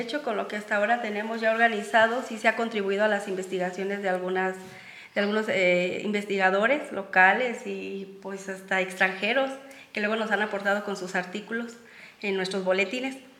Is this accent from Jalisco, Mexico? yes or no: no; Jaripitío, Guanajuato, Mexico; también soy de Jaripitío, al igual que Franco